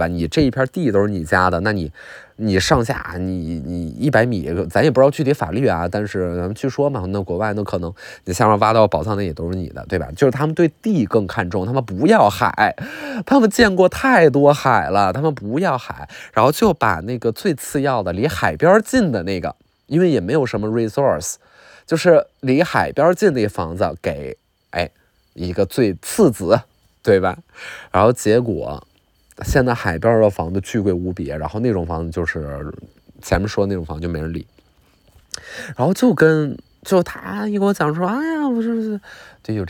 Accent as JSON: {"language": "Chinese", "region": "Northeast China", "country": "China", "said": "但是你想啊，我们东北人就是了解这种热带气候和热带美景"}